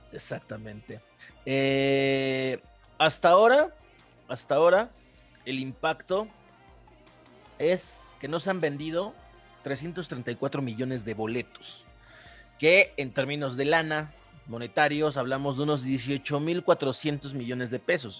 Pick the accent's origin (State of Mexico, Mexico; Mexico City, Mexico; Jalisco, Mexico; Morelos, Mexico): State of Mexico, Mexico; yo soy del Estado de México